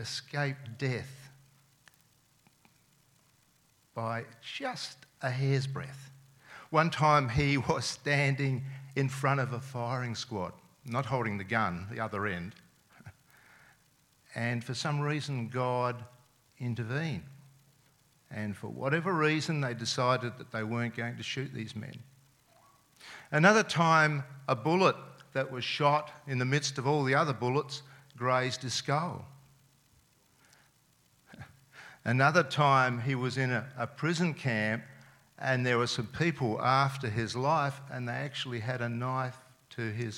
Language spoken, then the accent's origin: English; Adelaide, South Australia, Australia; first language Serbian; English is a second language; I was born and lived in Adelaide my whole life